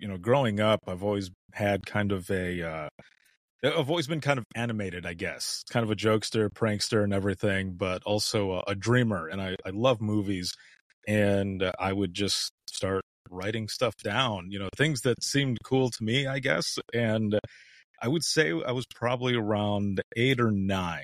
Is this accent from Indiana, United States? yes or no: no; Southwest Michigan, United States; moved away as an adult; also born or lived in Central Florida; I left home, left my home state rather, of Southwest Michigan